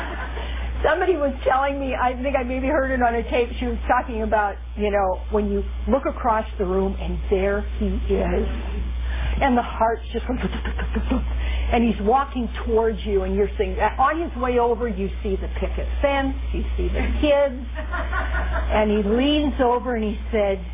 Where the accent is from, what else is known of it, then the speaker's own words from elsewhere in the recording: Midwest, United States; now in California, United States; I'm from the Midwest